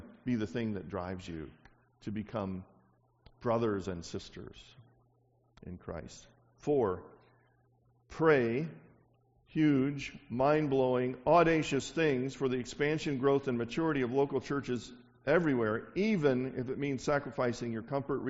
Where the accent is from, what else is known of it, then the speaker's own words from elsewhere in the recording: the South, United States; I'm from the South